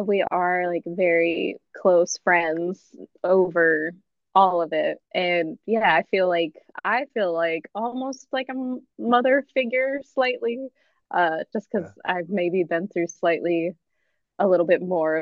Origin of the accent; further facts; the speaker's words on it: North Dakota, United States; now in Lockhart, United States; I'm from North Dakota